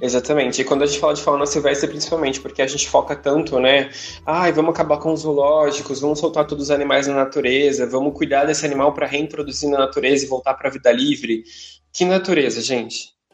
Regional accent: São Paulo, Brazil; eu sou de São Paulo

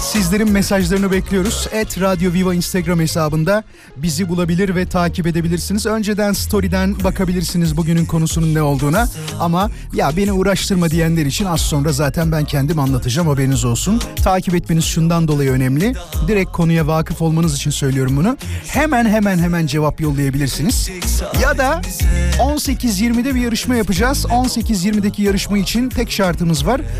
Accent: Gaziantep, Turkey; Antepliyim abi ben.

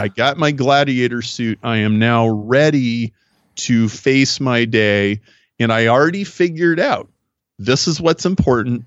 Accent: Nebraska, United States; now in Chicago, United States; I grew up in Nebraska, I live in Chicago, so I'm a very Midwestern guy

